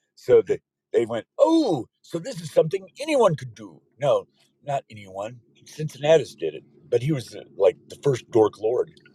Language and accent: English; Odessa, Texas, United States; now in California, United States; We were born and raised in West Texas, Odessa, Texas, actually